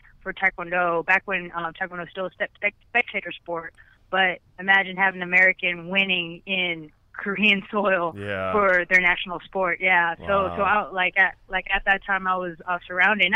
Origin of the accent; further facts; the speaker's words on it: Philippines; I'm Filipino